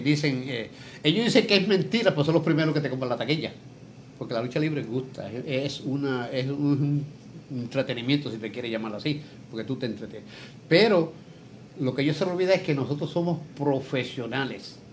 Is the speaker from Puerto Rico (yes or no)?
yes; San Lorenzo, Puerto Rico; moved away as an adult; also born or lived in Chicago; now in Levittown, Puerto Rico; Nacido, nacido y criado en San Lorenzo. Yo nací en San Lorenzo 18 de marzo de 1946